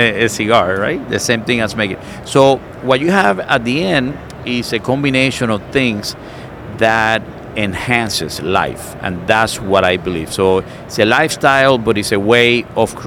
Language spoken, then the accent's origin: English; Cuba; now in United States; I come from Cuba. I was born in a communist country.